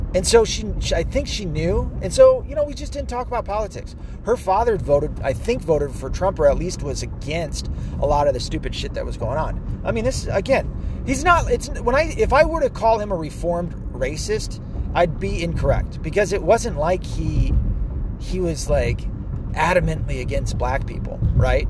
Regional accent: the South, United States; as a Southerner

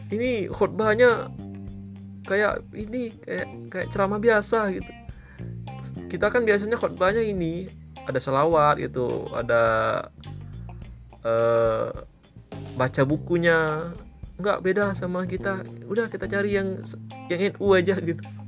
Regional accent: Jambi, Indonesia; ke Jambi gitu ke kota saya

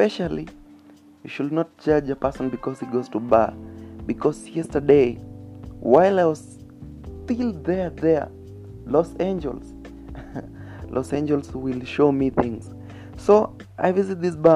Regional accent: Kenya; I'm a Kenyan, so I got that no accent.

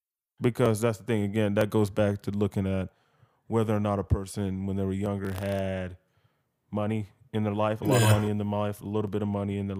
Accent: Georgia, United States; me being from Georgia, a lot of people be like, oh, you're from Georgia? Oh, you must be from Atlanta. No, I'm not from Atlanta

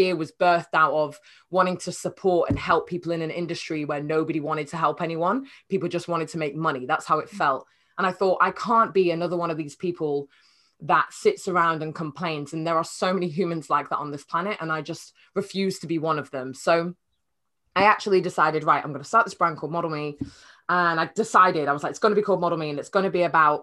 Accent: Cheshire, North West England, United Kingdom; moved away as an adult; also born or lived in Nottingham; now in London, United Kingdom; I'm from Cheshire, a tiny little village in Cheshire, which is near Manchester

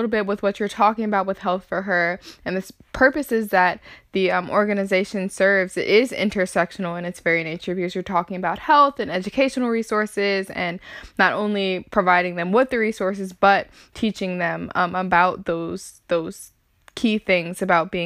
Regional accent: Chicago, Illinois, United States; Caitlin and I are from Chicago, from the South Suburbs

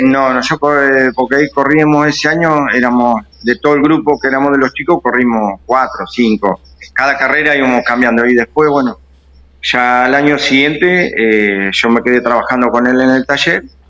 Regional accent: Azucena, Buenos Aires, Argentina; yo me crié en Azucena, eh, Azucena y Tandil

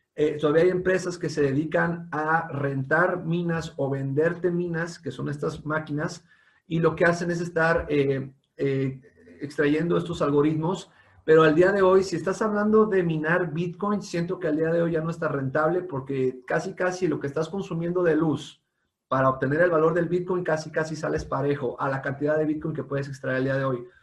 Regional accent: Mexico; como mexicanos

